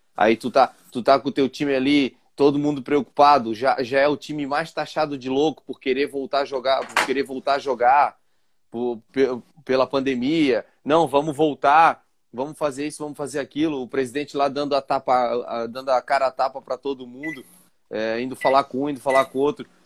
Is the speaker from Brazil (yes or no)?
yes; Vila Velha, Espírito Santo, Brazil; nossa terrinha, Vila Velha, Espírito Santo.